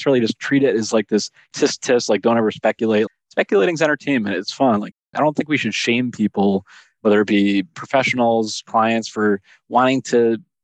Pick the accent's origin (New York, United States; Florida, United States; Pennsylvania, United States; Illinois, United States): Illinois, United States; Chicago; I grew up in Chicago in the early 90s as a child